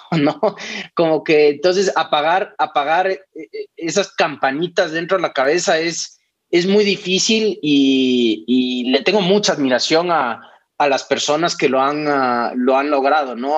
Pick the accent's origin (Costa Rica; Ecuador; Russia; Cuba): Ecuador; moved away; el hecho de ser ecuatorianos